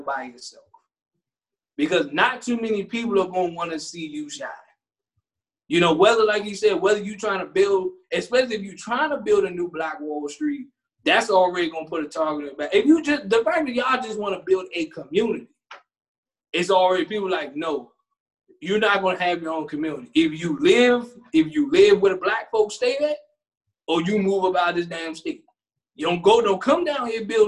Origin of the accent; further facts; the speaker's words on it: Maryland, United States; we're from Maryland